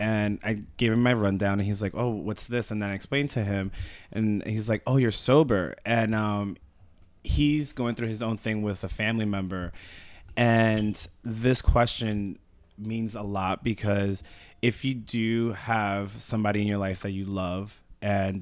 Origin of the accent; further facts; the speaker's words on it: Long Island, New York, United States; I grew up in Long Island